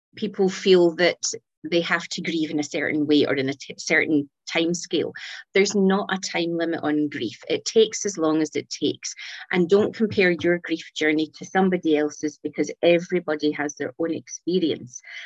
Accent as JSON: {"language": "English", "region": "Scotland", "country": "United Kingdom", "accent": "Scottish", "said": "So here, here in Scotland, in case your audience didn't pick up my accent"}